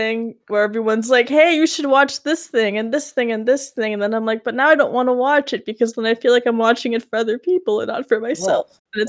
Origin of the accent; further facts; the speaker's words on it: United States; we're from the United